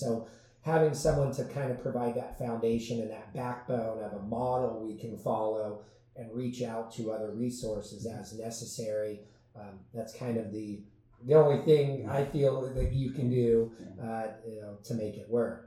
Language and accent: English; San Diego, California, United States; I grew up in San Diego